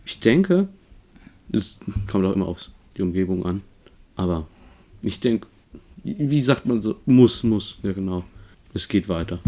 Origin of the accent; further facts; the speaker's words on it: Gießen, Hesse, Germany; ich bin in Gießen geboren und aufgewachsen, also hier, wo du jetzt bist.